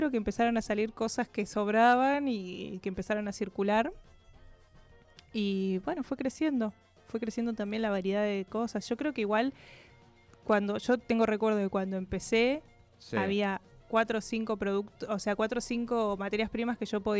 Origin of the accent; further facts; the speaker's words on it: Neuquén, Argentina; also born or lived in Córdoba; Soy neuquina